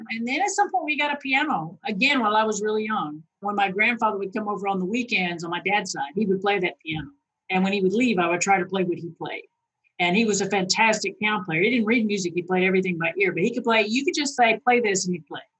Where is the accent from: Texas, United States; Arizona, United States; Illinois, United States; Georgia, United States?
Arizona, United States; Phoenix; also born or lived in Boston / Arkansas / Louisiana; I was born in Boston. My brother was born a year and a half later in California. And then we moved to Phoenix. I went all through grade school up to grade school in Phoenix, Arizona.